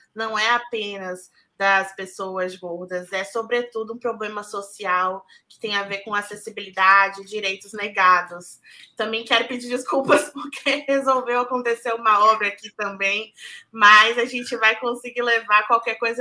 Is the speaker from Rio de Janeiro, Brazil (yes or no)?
no; Salvador, Bahia, Brazil; also born or lived in São Paulo; Eu sou de São Paulo, mas cresci em Salvador. É, vim para cá em 2001.